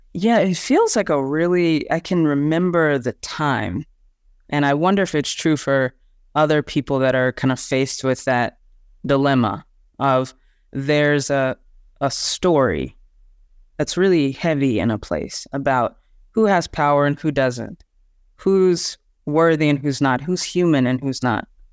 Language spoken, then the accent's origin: English; Texas, United States; I'm from the Southern United States and from uh, a, a town in Texas